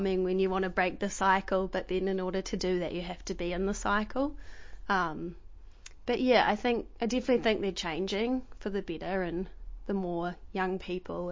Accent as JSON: {"language": "English", "town": "New Plymouth", "region": "Taranaki", "country": "New Zealand", "tie": "born or raised there", "also_born_or_lived": "Auckland", "moved": "as an adult", "lives_now": "Dunedin, New Zealand", "said": "I'm from New Plymouth. I grew up there"}